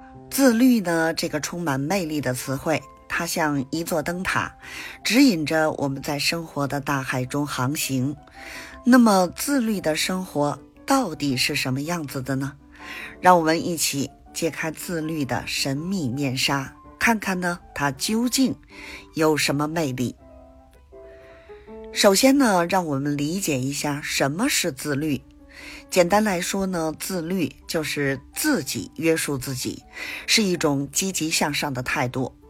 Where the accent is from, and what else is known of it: Beijing, China